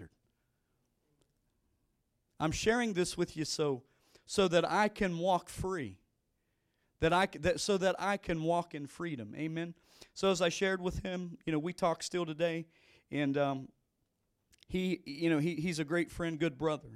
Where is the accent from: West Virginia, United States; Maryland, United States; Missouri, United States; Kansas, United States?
West Virginia, United States; moved away; I grew up in West Virginia